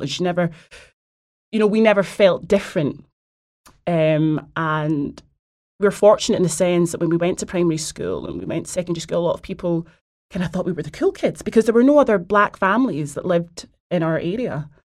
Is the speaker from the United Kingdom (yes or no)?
yes; Glasgow, Scotland, United Kingdom; now in London, United Kingdom; I'm from Glasgow